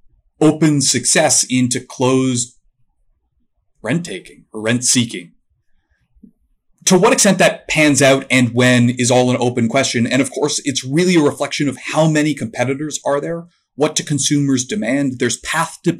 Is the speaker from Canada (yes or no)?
yes; Canada; I'm Canadian